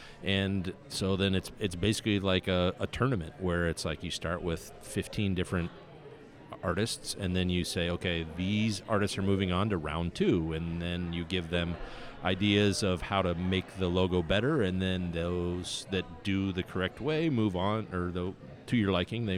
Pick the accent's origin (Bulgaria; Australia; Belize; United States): Bulgaria; English is a second language; now in Russia; I live in Russia, and I'm from Bulgaria, and I, can speak and type English, no problem